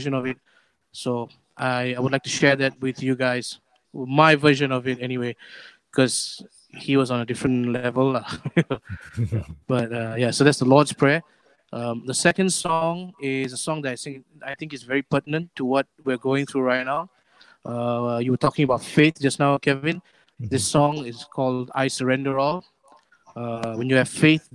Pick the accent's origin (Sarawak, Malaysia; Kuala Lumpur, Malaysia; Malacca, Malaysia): Kuala Lumpur, Malaysia; I'm from Kepong, Jesus Caritas. Been going there since I was 5